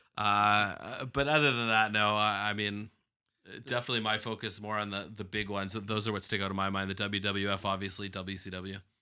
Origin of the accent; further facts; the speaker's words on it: Toronto, Ontario, Canada; growing up in this market